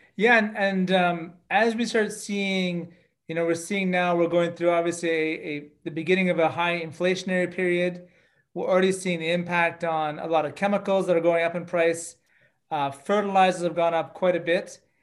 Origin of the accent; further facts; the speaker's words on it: Canada; I'm Canadian, and uh, I grew up on farms uh, throughout my childhood